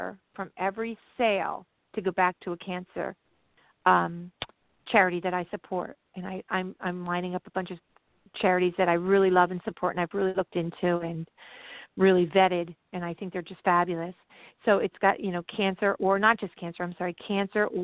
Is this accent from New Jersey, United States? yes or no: yes; New Jersey, United States; I'm from New Jersey.